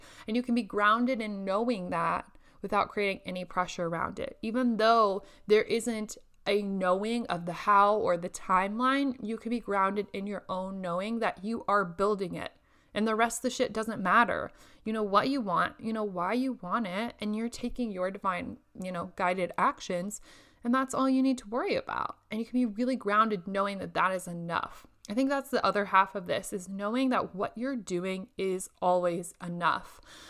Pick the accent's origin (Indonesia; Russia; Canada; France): Indonesia; now in Lincoln, United States; during this quarantine instead of sit up in my apartment in Lincoln where it's much colder than what I am used to from Indonesia.